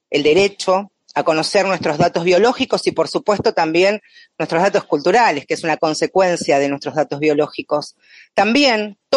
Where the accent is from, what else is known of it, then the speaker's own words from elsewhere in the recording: Chaco, Argentina; born there; tengo 68 años, nací en el Chaco.